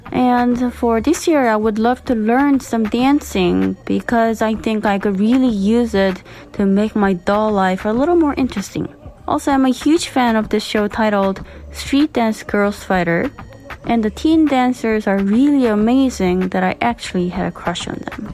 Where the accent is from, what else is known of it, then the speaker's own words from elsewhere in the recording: Seoul, South Korea; I'm from Seoul